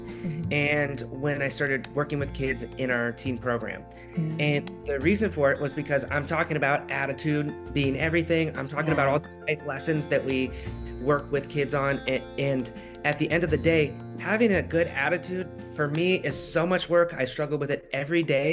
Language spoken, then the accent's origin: English; Alaska, United States; now in California, United States; my home state of Alaska